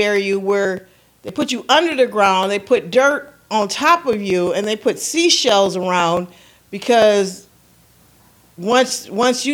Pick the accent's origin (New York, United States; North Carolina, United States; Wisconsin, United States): Wisconsin, United States; Milwaukee; I'm from Milwaukee